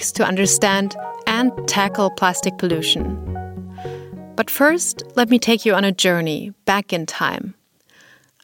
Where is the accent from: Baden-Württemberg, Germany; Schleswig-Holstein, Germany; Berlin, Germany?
Berlin, Germany; my hometown Berlin